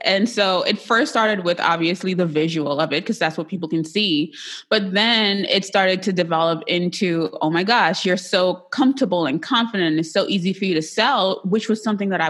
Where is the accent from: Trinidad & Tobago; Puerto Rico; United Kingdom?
Trinidad & Tobago; I'm Trinidadian